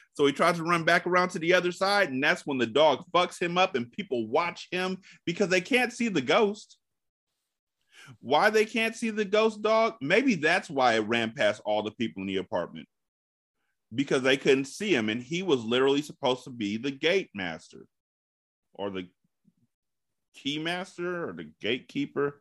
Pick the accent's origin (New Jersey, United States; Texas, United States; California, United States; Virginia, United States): California, United States; I'm from California.